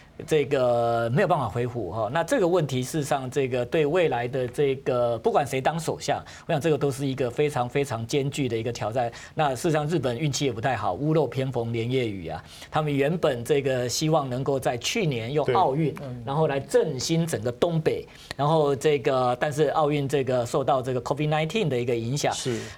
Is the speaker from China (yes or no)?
no; Taiwan; 那他这个等于是就是按照我们台湾人说法，等于是托梦啊。